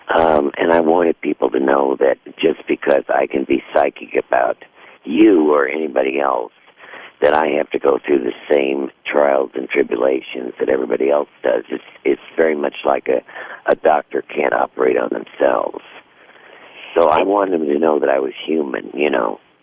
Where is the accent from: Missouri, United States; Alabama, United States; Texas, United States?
Missouri, United States; when I was a girl growing up in Missouri